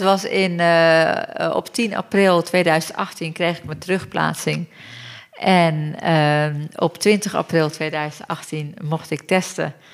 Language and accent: Dutch; Turkey; also born or lived in London, United Kingdom; now in Netherlands; ik kom uit Turkije